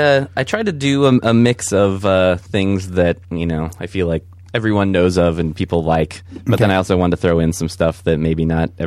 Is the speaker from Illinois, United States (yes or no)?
no; Richmond, Virginia, United States; At that time, I lived in Richmond, Virginia.